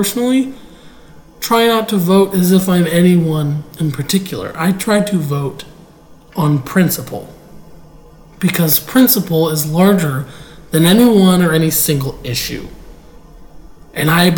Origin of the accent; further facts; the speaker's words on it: United States; we're all American